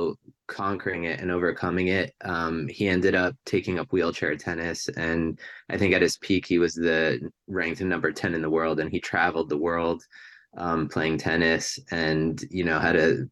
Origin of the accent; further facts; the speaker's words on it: Hunterdon County, New Jersey, United States; I grew up in a pretty rural part of New Jersey at the time, Hunterdon County, New Jersey